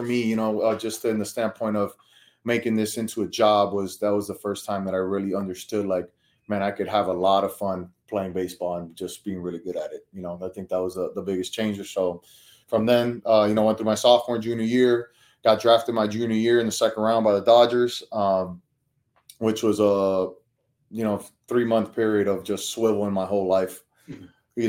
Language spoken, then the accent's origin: English; Miami, Florida, United States; born and raised in Miami